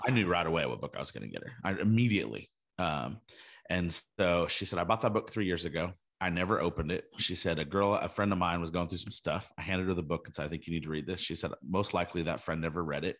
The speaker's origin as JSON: {"language": "English", "region": "California", "country": "United States", "tie": "born or raised there", "said": "we, we grew up in California together"}